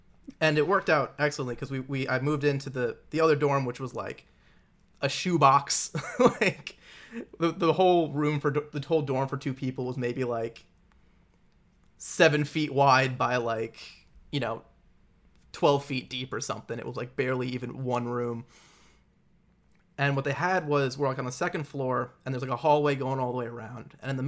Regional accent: Long Island, New York, United States; Yeah, so I grew up in Long Island, New York, maybe like 45 minutes out from the city, but in the suburbs

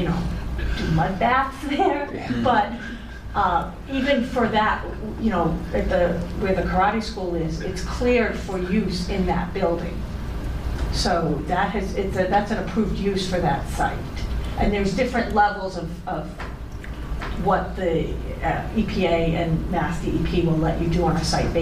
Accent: New Bedford, Massachusetts, United States; I grew up in New Bedford, so I'm very familiar with Superfund sites

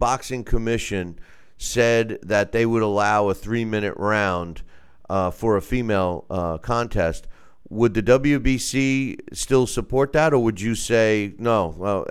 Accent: New York, United States; my home state of New York

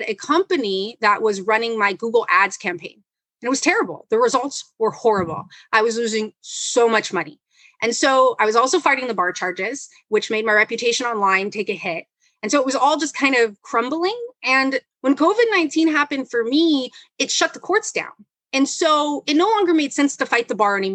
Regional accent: Los Angeles, California, United States; also born or lived in Philadelphia, Pennsylvania / Tokyo, Japan; I grew up in South Central, like on 47th and Broadway

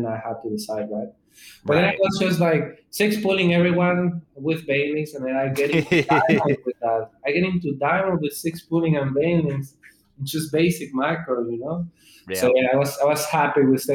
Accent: Mexico; English is a second language; I'm from Mexico

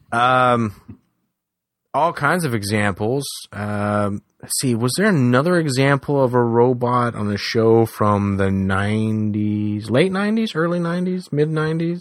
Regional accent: San Antonio, Texas, United States; I grew up in San Antonio.

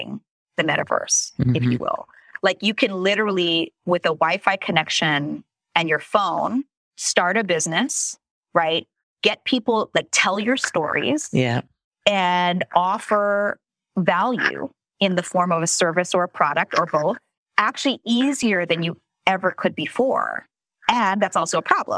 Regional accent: Philippines; I'm Asian, by the way, so I could say that. Okay, I'm Filipino

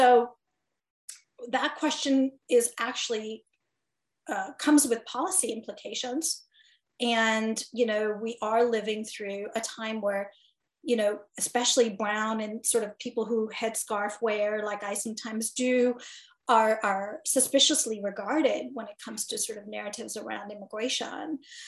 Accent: Gaborone, Botswana; moved away as an adult; When I first arrived in Chicago as an international student from Botswana, was like, well, I could tell you Botswana, but then you'd ask me, where's that? And then I'd say to you, well, I'm from the capital city, Gaborone

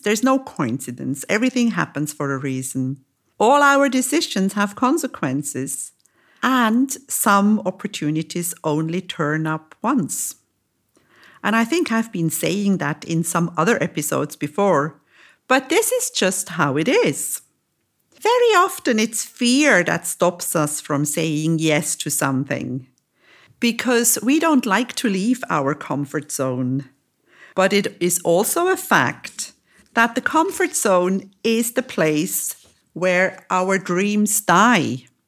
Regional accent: Lucerne, Switzerland; moved away as an adult; also born or lived in Zurich; now in Cyprus; moved to my hometown, to Lucerne

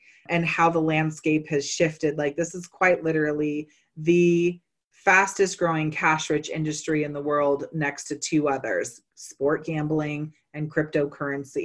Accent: Bay Area, California, United States; now in Colorado, United States; I'm originally from California, actually Bay Area. So 1996 was a major, major milestone for many of our relatives, because I grew up running barefoot through a lot of those gardens

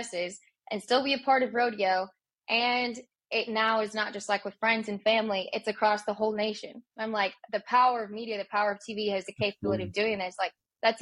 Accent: South Dakota, United States; I grew up in South Dakota

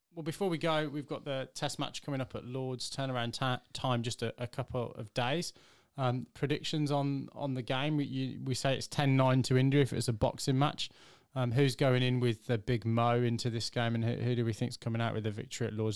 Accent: England, United Kingdom

